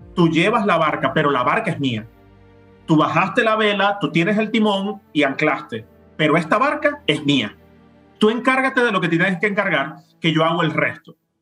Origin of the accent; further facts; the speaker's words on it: Venezuela; moved away as an adult; now in Rome, Italy; fui de, vacaciones a Colombia y a mi tierra natal en mi país y a otros lugares de Venezuela